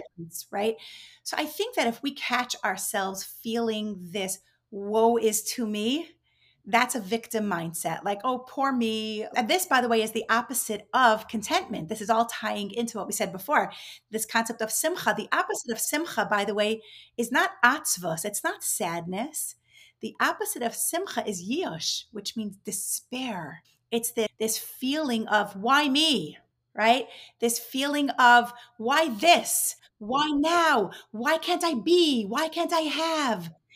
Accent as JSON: {"language": "English", "region": "New York", "country": "United States", "tie": "born or raised there", "also_born_or_lived": "Israel / Mexico City, Mexico", "moved": "as an adult", "lives_now": "Miami, United States", "said": "I grew up in New York"}